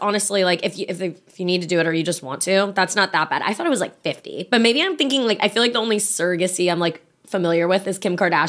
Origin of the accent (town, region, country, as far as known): Virginia, United States